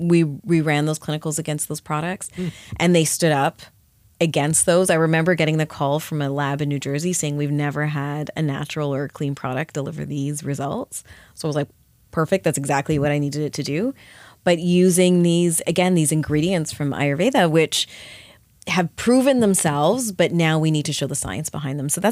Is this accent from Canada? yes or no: yes; Canada; I grew up in Canada.